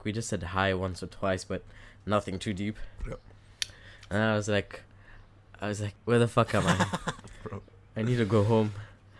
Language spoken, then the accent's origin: English; Kenya; now in Switzerland; I know I'm from Kenya